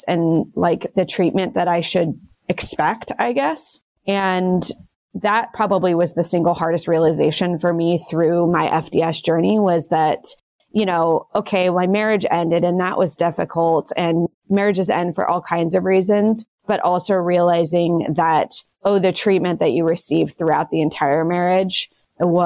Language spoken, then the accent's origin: English; United States; I'm American